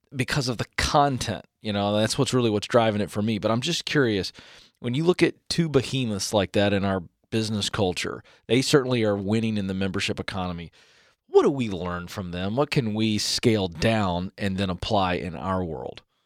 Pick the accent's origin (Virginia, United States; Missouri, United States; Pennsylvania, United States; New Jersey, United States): Virginia, United States; coast of; I'm a Southerner, all right? Grew up on the coast of Virginia